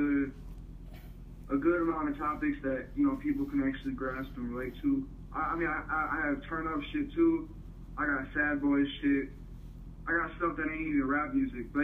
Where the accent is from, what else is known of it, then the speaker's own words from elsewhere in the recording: Milwaukee, Wisconsin, United States; I'm from Milwaukee, Wisconsin